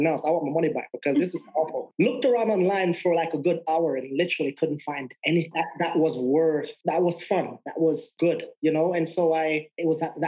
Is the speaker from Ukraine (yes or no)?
no; Jamaica; moved away as an adult; also born or lived in England; now in Denver, United States; I'm from Jamaica, and I live in Denver, Colorado now